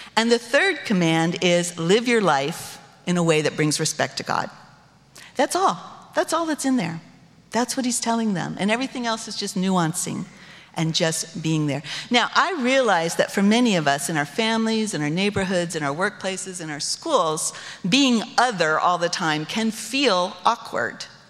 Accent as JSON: {"language": "English", "country": "United States", "said": "My identity as American citizen was secure"}